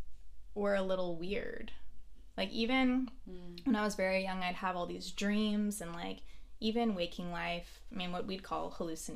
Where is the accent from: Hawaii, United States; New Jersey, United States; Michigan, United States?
Hawaii, United States; now in Ventura, United States; I grew up in Hawaii